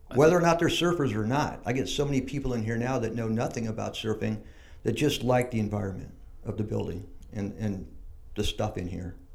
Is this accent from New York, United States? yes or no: no; San Diego, California, United States; I grew up in Mission Hills